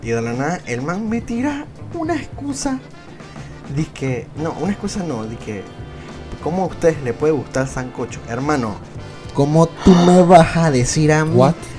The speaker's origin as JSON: {"language": "Spanish", "country": "Venezuela", "tie": "born or raised there", "said": "nací en Venezuela"}